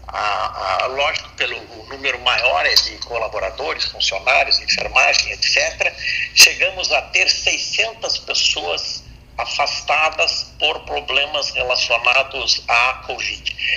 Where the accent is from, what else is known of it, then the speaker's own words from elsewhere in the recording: Brazil; como brasileiro